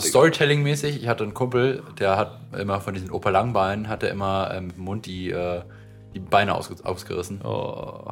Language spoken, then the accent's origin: German; Potsdam, Brandenburg, Germany; born or raised there